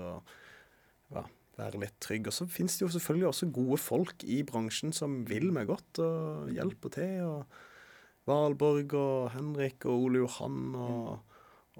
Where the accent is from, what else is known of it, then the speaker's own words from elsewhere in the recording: Norway; det å være her der jeg vokste opp